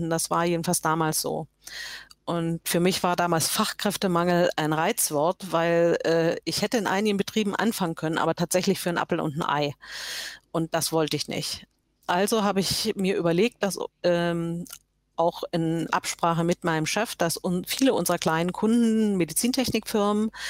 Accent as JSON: {"language": "German", "town": "Görlitz", "region": "Saxony", "country": "Germany", "tie": "born there", "also_born_or_lived": "Halle / Poland / Dresden / Hamburg", "said": "Ich bin geboren in Görlitz, ähm, das ist in Sachsen, liegt ist der östlichste Ort äh, von Deutschland. Äh, bin inzwischen 61 Jahre alt und ähm, bin äh, eigentlich von Görlitz über Halle, über Polen, über Dresden, über Hamburg irgendwann hier im Schwarzwald gelandet."}